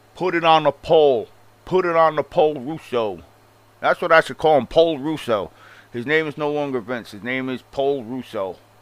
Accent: Long Island, New York, United States; I'm from Long Island, and obviously I have a strong accent

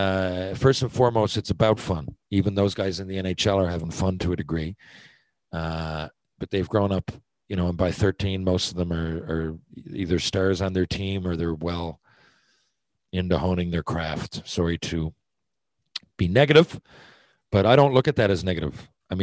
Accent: Newfoundland and Labrador, Canada; now in St. John's, Canada; I'm a Newfoundlander and I cheer for the Growlers.

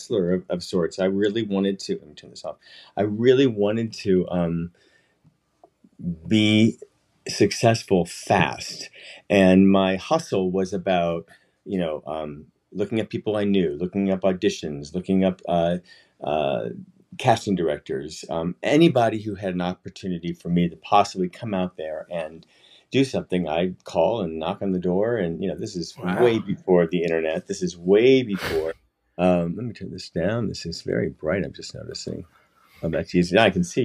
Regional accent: St. Louis, Missouri, United States; moved away; I grew up in St. Louis, Missouri, a suburb called Crevecoeur, broken heart

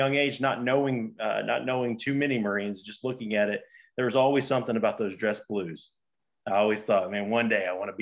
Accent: Donovan, Missouri, United States; I grew up in Donovan, Missouri. It's a country town

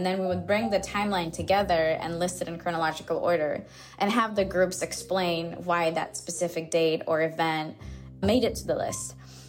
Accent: Azerbaijan; now in Turkey; I am originally from Azerbaijan. I've been based in Turkey since 2010.

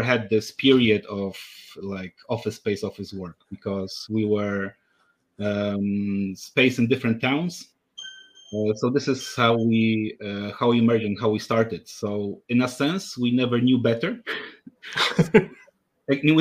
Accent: Poland; moved away as an adult; I was coming back to my home country, Poland.

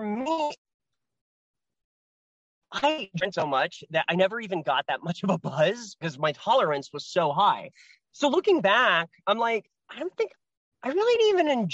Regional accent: Portland, Oregon, United States; I was raised in Portland. Yeah. Yeah. Portland, Oregon.

